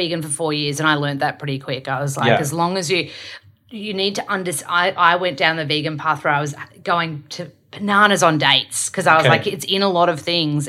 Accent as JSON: {"language": "English", "town": "Melbourne", "region": "Victoria", "country": "Australia", "tie": "born or raised there", "moved": "yes", "said": "So I'm from Melbs. I'm born and raised in Melbs"}